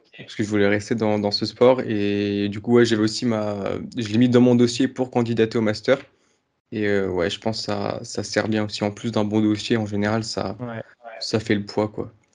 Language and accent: French; Brittany, France; moved away; also born or lived in Brest / Montpellier; Je suis breton aussi